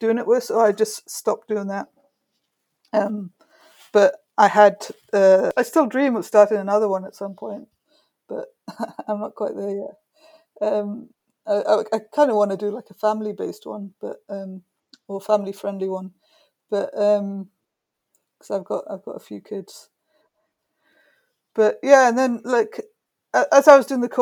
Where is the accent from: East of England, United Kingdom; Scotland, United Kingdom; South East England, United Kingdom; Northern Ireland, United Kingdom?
South East England, United Kingdom; Brighton; my hometown, Brighton, which isn't far from London